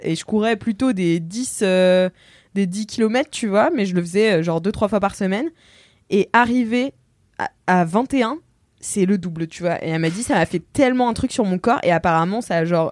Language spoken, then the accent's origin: French; Nantes, Pays de la Loire, France; now in Paris, France; je suis nantaise